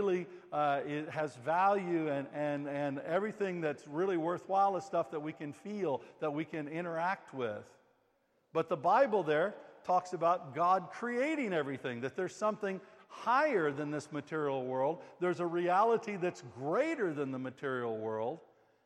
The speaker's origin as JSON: {"language": "English", "country": "United States", "moved": "yes", "said": "I'm an American"}